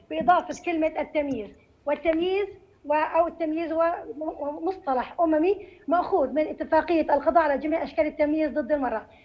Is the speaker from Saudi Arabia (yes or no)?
no; Jordan; عندنا في الأردن